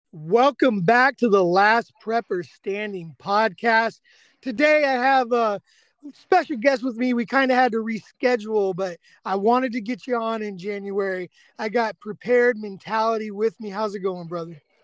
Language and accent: English; California, United States; moved away as an adult; now in East Texas, United States; especially growing up in California